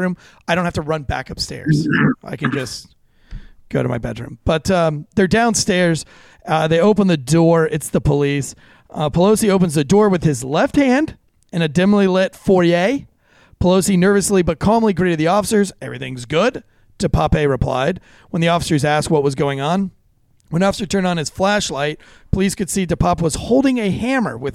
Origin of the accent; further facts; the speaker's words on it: North Carolina, United States; I'm from North Carolina